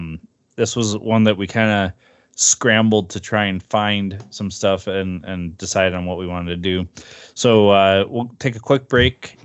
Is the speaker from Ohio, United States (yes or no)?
yes; Cleveland, Ohio, United States; you and I grew up in Cleveland